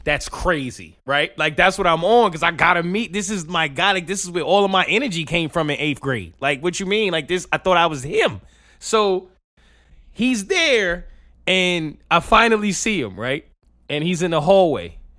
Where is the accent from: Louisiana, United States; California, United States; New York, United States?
New York, United States; I'm from New York